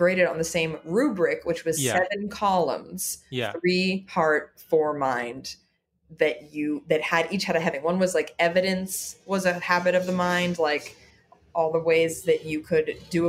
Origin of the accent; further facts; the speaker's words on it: Los Angeles, California, United States; moved away as an adult; now in New York, United States; Yeah, I'm born and raised in Los Angeles.